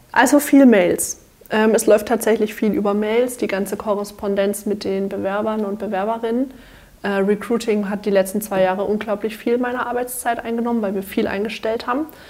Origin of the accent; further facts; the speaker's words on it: Dörzbach, Baden-Württemberg, Germany; ich komme aus Dörzbach, das ist ein kleines Dörfchen zwischen Schwäbisch Hall und Heilbronn